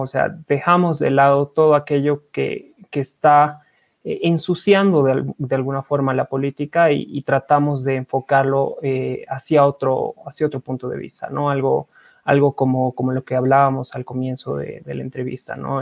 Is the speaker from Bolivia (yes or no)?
yes; Bolivia; como bolivianos